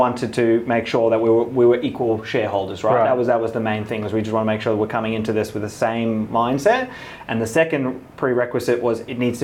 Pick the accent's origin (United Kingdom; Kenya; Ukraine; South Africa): South Africa; moved away; I'm South African